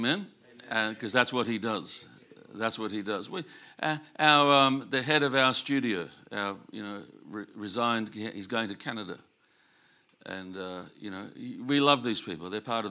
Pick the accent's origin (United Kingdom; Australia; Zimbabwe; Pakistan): Australia; Sydney, New South Wales; I'm grassroots. you know, I grew up in Sydney, but I missed a lot of my education because my excuse was my mum was really sick.